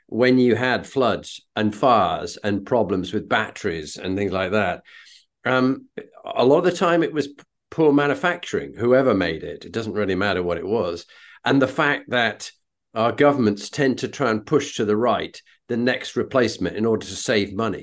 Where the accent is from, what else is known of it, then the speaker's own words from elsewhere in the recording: United Kingdom; as a Brit